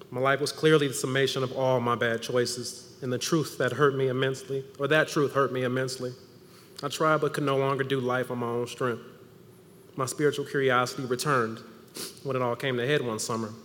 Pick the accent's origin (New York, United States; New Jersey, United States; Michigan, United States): Michigan, United States; Ann Arbor; I'm from Ann Arbor